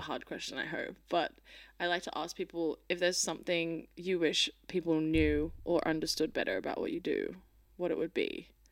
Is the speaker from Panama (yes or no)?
no; Australia